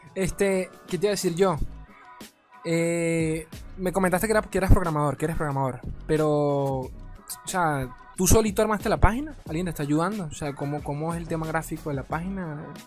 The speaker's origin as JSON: {"language": "Spanish", "country": "Venezuela", "said": "acá en mi país, Venezuela"}